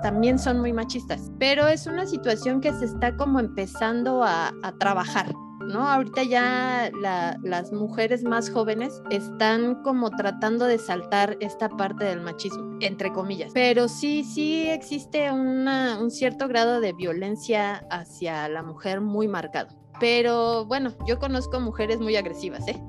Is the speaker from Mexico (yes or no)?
yes; Mexico; estoy muy orgullosa de ser mexicana